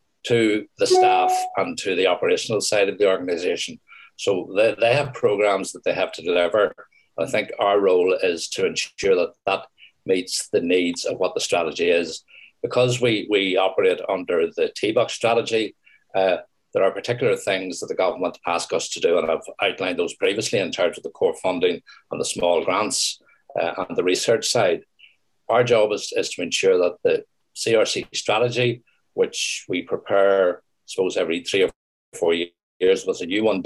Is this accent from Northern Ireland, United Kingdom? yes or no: yes; Northern Ireland, United Kingdom; I'm born and bred in Northern Ireland